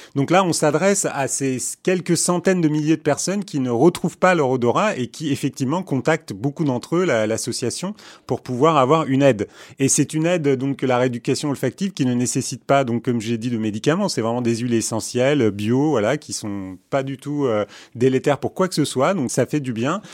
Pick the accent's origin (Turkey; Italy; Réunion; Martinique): Turkey; Istanbul; moved away; also born or lived in Paris / New York; je suis né à Istanbul